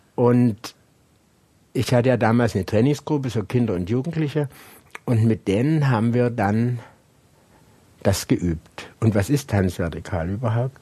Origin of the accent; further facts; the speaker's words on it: Hohnstein, Saxony, Germany; Hohenstein ja, da bin ich ja geboren